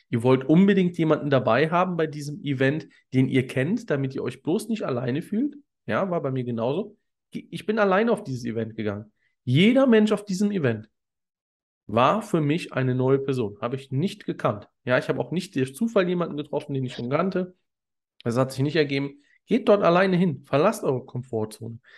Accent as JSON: {"language": "German", "town": "Cologne", "region": "North Rhine-Westphalia", "country": "Germany", "said": "Ich komme ursprünglich aus Köln"}